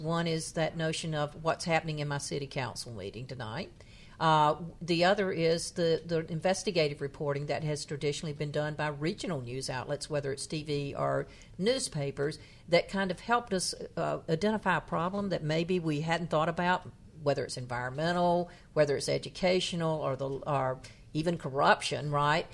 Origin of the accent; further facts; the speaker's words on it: North Carolina, United States; my hometown, which is a in, in happens to have the distinction of being the town in the poorest county in North Carolina